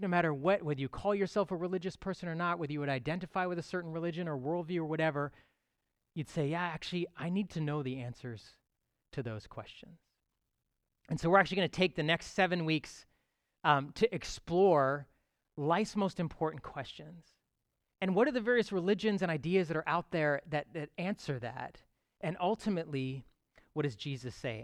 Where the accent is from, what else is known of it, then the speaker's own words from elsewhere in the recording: Toronto, Ontario, Canada; I am a true Torontonian. I was sort of born and raised here